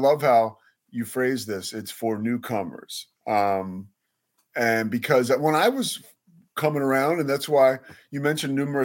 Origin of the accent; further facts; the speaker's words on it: Villanova, Pennsylvania, United States; I grew up outside of Philadelphia in an area, Villanova, where the college is